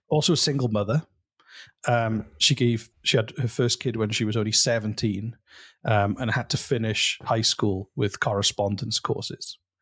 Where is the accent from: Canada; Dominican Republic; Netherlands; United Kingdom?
United Kingdom; Welsh, Wales; I'm Welsh